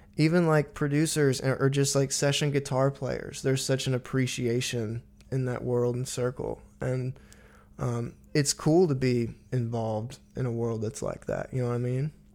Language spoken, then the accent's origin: English; Missouri, United States; now in Nashville, United States; I loved growing up in Missouri